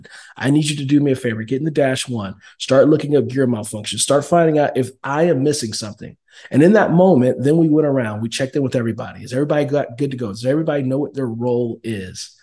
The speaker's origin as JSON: {"language": "English", "town": "Oakland", "region": "California", "country": "United States", "tie": "born or raised there", "also_born_or_lived": "Fort Hood, Texas", "moved": "yes", "said": "I was born and raised in Oakland, California, in the inner city streets of Oakland, California, the rough part"}